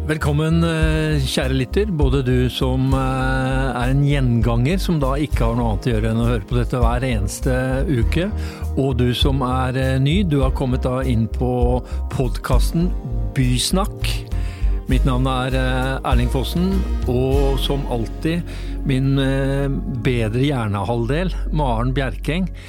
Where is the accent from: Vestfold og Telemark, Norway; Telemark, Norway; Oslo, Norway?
Oslo, Norway; det er jo da et steinkast unna der jeg er vokst opp